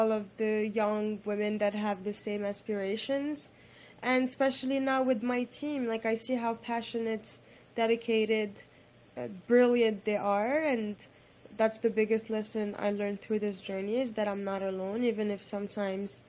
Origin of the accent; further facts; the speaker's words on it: Morocco; I was raised in Morocco by a single mom